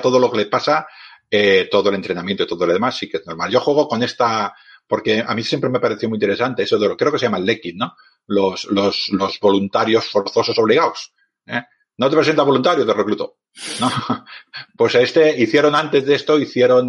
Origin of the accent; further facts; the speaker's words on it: Barcelona, Catalonia, Spain; yo soy un hombre de ciudad, soy de Barcelona